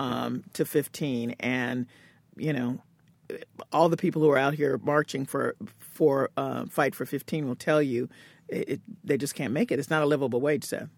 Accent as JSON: {"language": "English", "town": "Cambridge", "region": "Massachusetts", "country": "United States", "tie": "born or raised there", "said": "that's my hometown"}